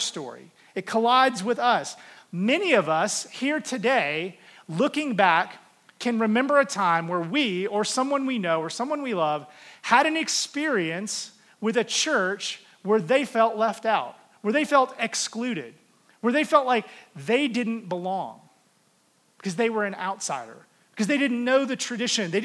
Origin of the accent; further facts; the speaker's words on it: the South, United States; now in Denver, United States; I would have told you I was a Christian because I was from the South and everybody was a Christian.